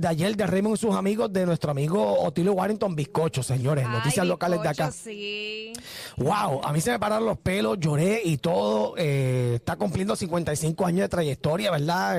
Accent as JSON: {"language": "Spanish", "country": "Puerto Rico", "said": "lo que somos los puertorriqueños"}